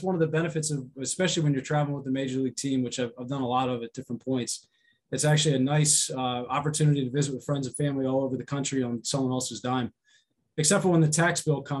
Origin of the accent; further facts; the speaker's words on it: Pennsylvania, United States; also born or lived in California / Georgia / Ohio; California, Georgia, Ohio. I was born outside of Cleveland and a lot of Pennsylvania, though, growing up.